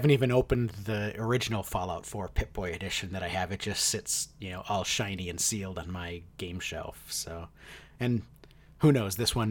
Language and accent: English; Wisconsin, United States; They were not common where I grew up in Wisconsin.